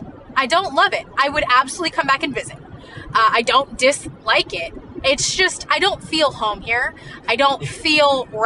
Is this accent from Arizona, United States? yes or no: no; Colville, Washington, United States; moved away as an adult; also born or lived in California / Dallas, Texas; now in Texas, United States; we grew up mostly in Colville, and so Spokane was the next biggest city, and it's about the same distance away.